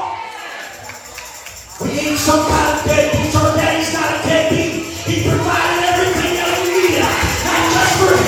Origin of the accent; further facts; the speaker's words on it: Cleveland, Ohio, United States; I was raised in the city. I was born right outside of Cleveland, Ohio, so I know what the hood is